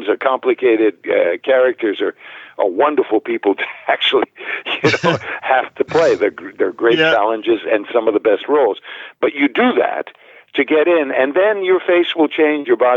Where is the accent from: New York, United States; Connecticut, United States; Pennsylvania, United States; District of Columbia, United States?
Connecticut, United States; New Haven; growing up in New Haven